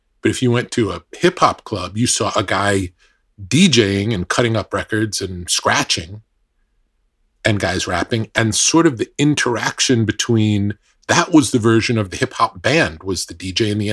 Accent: New York, United States; a kid growing up in New York

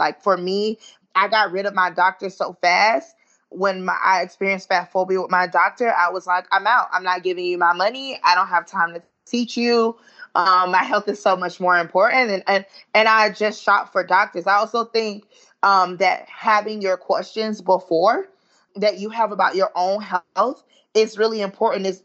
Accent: Southern, United States; accent: Southern Ebonics / African-American Vernacular English; first language Southern Ebonics (African-American Vernacular English); my first language is, you know, Southern Ebonics. And like, you know, I'm very proud of speaking African-American vernacular English

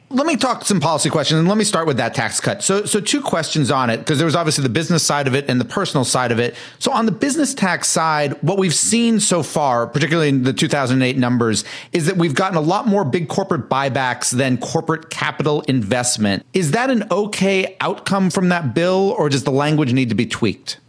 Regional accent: Massachusetts, United States; I'm from Massachusetts and live here

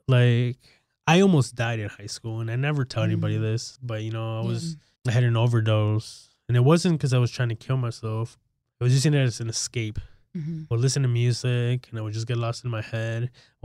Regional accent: Chicago, Illinois, United States; I feel like growing up in Chicago, it's a concrete jungle, right?

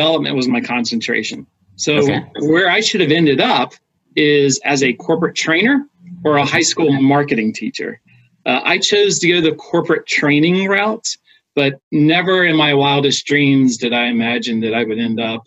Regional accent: Smithfield, Virginia, United States; also born or lived in Washington, D.C. area; now in Richmond, United States; I grew up in the Tidewater area, specifically okay. A little town called Smithfield, Virginia.

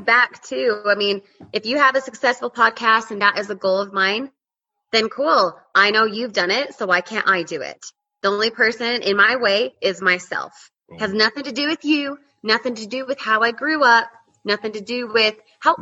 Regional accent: Utah, United States; moved away as an adult; now in Colorado, United States; born and raised in Utah, recently moved to Colorado

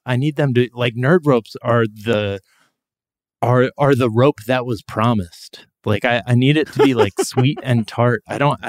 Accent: East Coast, United States; didn't know about RedVines when I grew up on the East Coast, I only knew of Twizzlers.

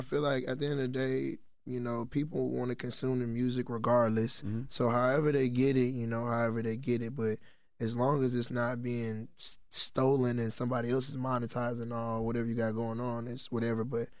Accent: Texas, United States; I'm from Texas as well.

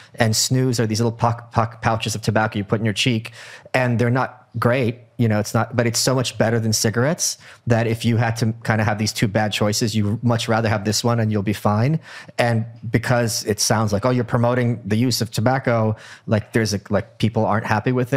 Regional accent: New York City, New York, United States; As a New Yorker

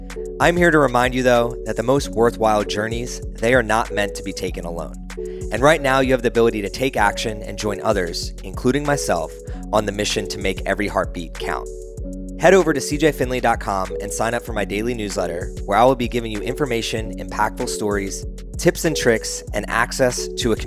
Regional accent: New Jersey, United States; I'm from Jersey

